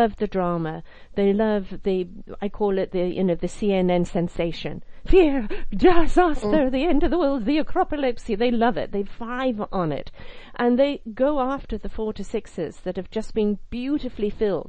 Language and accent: English; United Kingdom; I'm British.